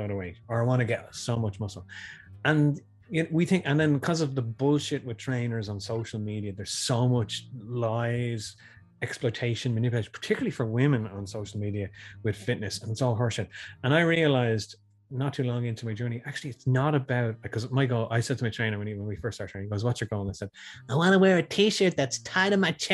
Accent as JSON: {"language": "English", "town": "Tallaght", "region": "Leinster", "country": "Ireland", "said": "I'm a guy from Tala"}